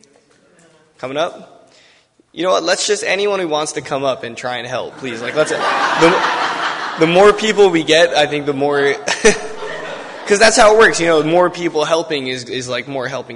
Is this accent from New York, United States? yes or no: yes; Long Island, New York, United States; I'm from Long Island